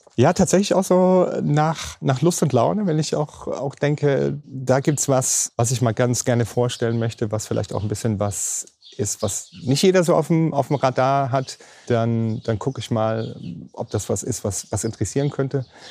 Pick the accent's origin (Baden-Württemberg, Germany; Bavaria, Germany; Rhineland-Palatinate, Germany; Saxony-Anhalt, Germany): Rhineland-Palatinate, Germany; hier bei uns in der Pfalz